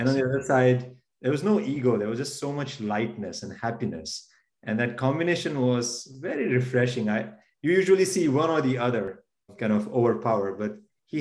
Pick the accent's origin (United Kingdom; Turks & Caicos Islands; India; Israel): India; born or raised there; moved away as an adult; now in United States